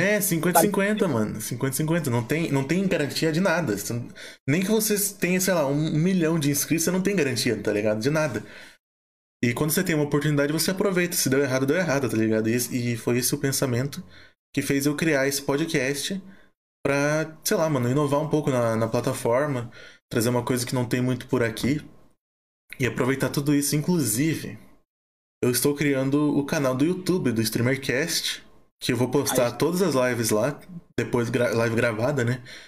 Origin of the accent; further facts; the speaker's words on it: Curitiba, Paraná, Brazil; Eu sou de Curitiba, Paraná